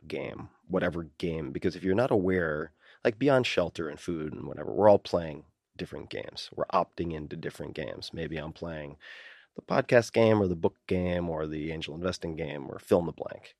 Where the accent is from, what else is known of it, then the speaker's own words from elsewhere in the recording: Long Island, New York, United States; I'm from Long Island